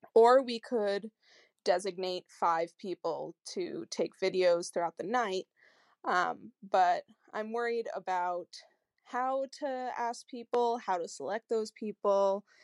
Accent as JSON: {"language": "English", "region": "Connecticut", "country": "United States", "said": "I'm from Connecticut in the US"}